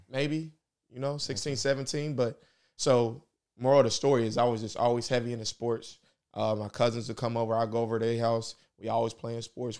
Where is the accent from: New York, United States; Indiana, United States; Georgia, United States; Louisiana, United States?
Indiana, United States; Indianapolis; I'm from here. I'm from Nap. This is my city. This is where I'm from. Um, I grew up on the west side, went to Ben Davis